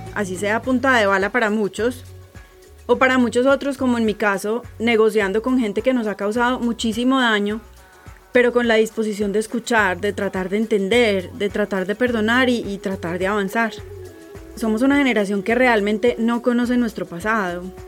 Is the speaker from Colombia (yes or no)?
yes; Colombia; Soy colombiana